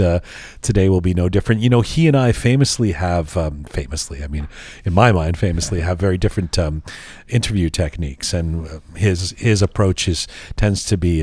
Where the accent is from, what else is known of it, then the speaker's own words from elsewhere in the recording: London, United Kingdom; now in Canada; I was born in London